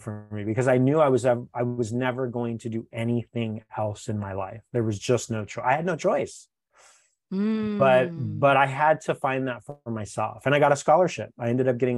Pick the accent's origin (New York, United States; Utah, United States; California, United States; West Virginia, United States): California, United States; West Covina; now in Los Angeles, United States; where I grew up in West Covina, there was a community playhouse.